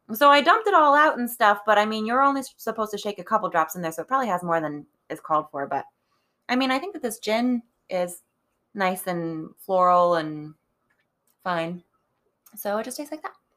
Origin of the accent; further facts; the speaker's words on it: Cleveland, Ohio, United States; now in Pittsburgh, United States; as somebody from sort of Cleveland